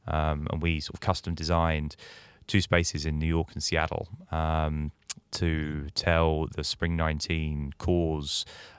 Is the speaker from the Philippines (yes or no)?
no; United Kingdom; I'm British in case my accent didn't give that away.